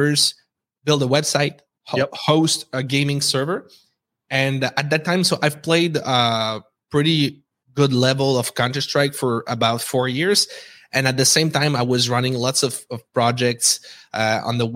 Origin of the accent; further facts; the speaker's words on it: Quebec City, Quebec, Canada; accent: French; English is a second language; We're based in Quebec City, as you can tell with my accent.